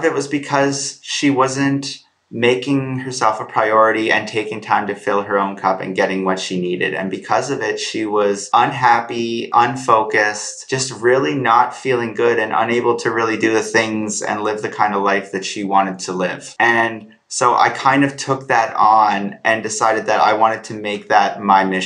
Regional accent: Prince Edward Island, Canada; I'm from Canada, a small island on the East Coast called Prince Edward Island.

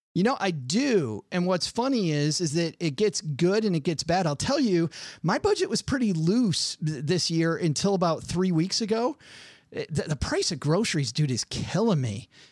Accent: Detroit, Michigan, United States; I'm from Detroit

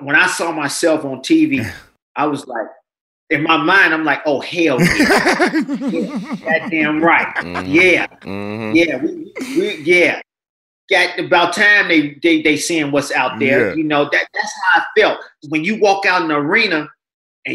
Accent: United States; I'm from the South Side.

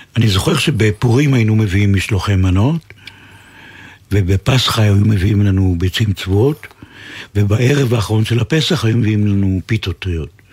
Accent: Haifa, Haifa District, Israel; נולדתי בחיפה וגדלתי בחיפה

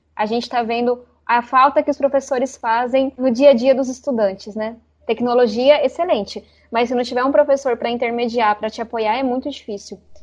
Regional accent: São Paulo, Brazil; A gente mora na Vila Missionária, então estou no extremo sul da cidade onde eu cresci

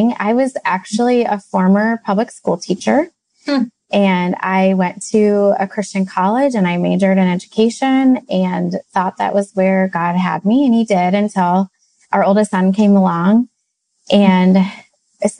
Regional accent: Midwest, United States; we hail from the Midwest.

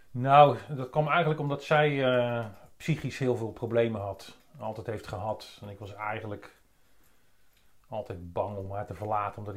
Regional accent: Capelle aan den IJssel, South Holland, Netherlands; Capelle aan de oh, IJssel.

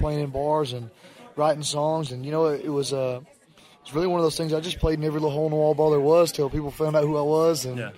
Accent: Northeast Alabama, United States; I was born and raised in Northeast Alabama. My whole family lives within 10 miles of where I just built a house

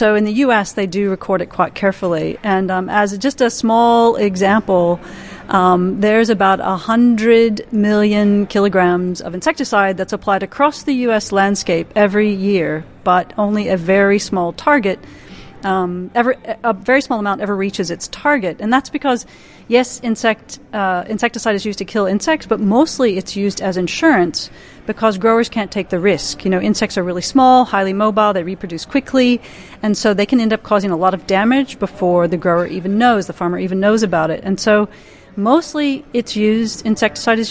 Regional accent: the Midwest of the US, United States; moved away as an adult; also born or lived in Minnesota / Madison, Wisconsin / Narrabri, New South Wales; now in Australia; I grew up in the Midwest of the US.

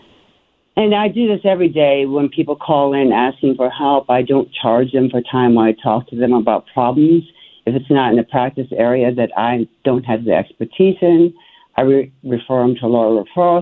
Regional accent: Alexandria, Virginia, United States; I hail from Alexandria, Virginia

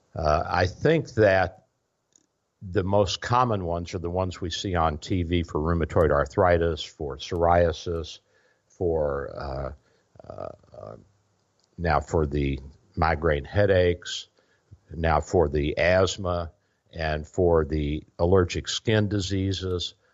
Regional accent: Louisville, Kentucky, United States; now in Florida, United States; I'm originally from Louisville, Kentucky. So we're, we're transplants down here

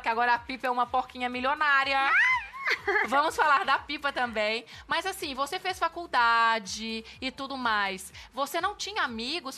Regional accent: interior of Minas Gerais, Brazil; lá na minha cidade também, que é interior de Minas

